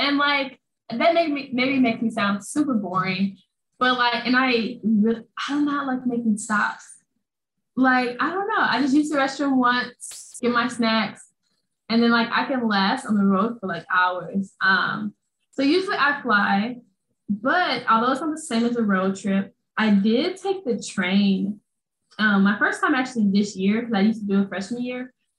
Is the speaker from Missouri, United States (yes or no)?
yes; St. Louis, Missouri, United States; moved away as an adult; we're both from St. Louis